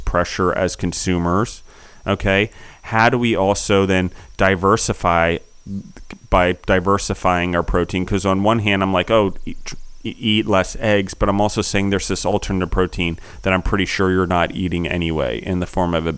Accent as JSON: {"language": "English", "country": "United States", "said": "as an American"}